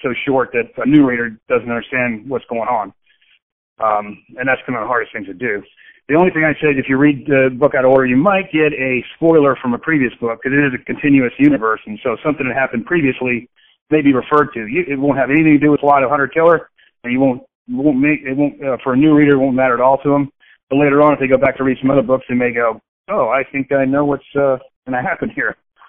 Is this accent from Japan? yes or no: yes; Okinawa, Japan; born there; I was born in Okinawa, Japan, because my dad was in Vietnam on a military base.